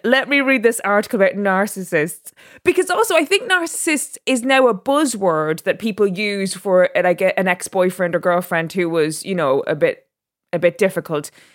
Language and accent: English; Drogheda, Leinster, Ireland; moved away as an adult; also born or lived in Dubai; now in London, United Kingdom; I was born in Dubai, and then my parents separated and my mother and my sister and myself moved back to Drogheda. And so I was raised in Drogheda as an Irish person